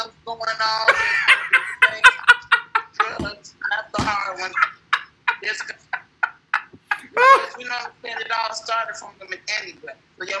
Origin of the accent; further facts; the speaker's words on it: Chicago, Illinois, United States; I'm from the South Side.